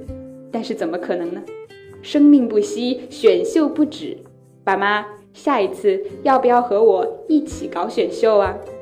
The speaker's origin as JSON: {"language": "Chinese", "town": "Zhongshan", "region": "Guangdong", "country": "China", "tie": "born or raised there", "moved": "as an adult", "lives_now": "Nanjing, China", "said": "来自广东中山。 ，我在南京大学，距离我的家乡一千四百七十四公里"}